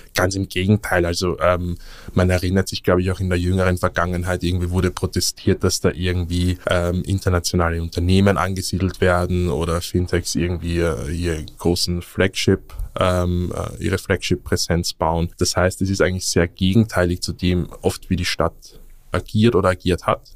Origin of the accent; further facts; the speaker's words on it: Vienna, Austria; moved away as an adult; now in Berlin, Germany; als gebürtiger Wiener